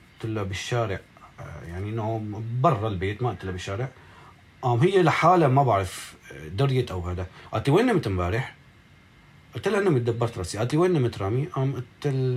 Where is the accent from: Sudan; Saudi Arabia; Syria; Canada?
Syria; Aleppo, Aleppo Governorate; moved away as an adult; also born or lived in Jordan / Egypt / Manbij; انا حلبي